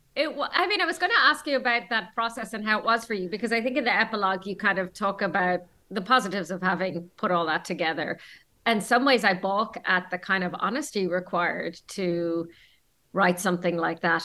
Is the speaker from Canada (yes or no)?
no; Ireland; we're from Ireland